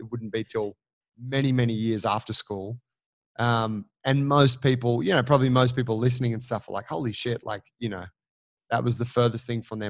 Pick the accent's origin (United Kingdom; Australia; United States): Australia; Sydney, New South Wales; I grew up in Gladesville